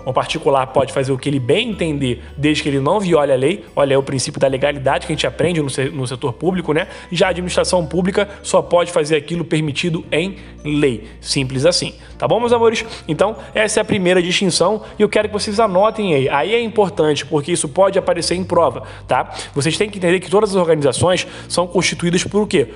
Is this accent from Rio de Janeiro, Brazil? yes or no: yes; Rio de Janeiro, Brazil; eu sou aqui do estado do Rio de Janeiro